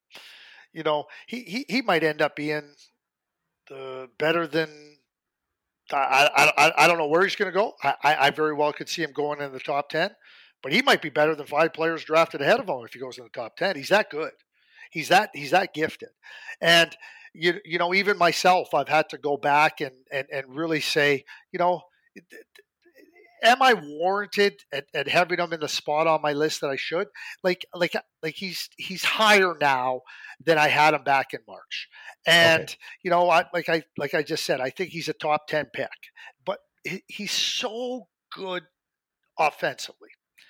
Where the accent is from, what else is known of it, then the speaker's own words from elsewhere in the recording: Calgary, Alberta, Canada; growing up in Calgary, you know, I watched Braden from 14 years of age.